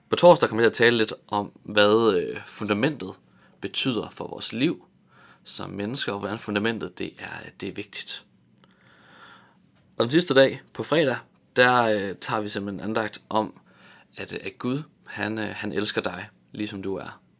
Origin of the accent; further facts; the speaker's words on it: Tanzania; Jeg voksede op i Tanzania i Østafrika